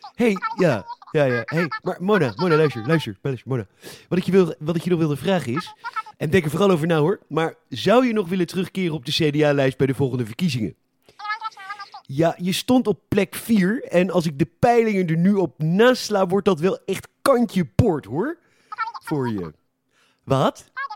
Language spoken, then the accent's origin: Dutch; Netherlands; wij als Nederlanders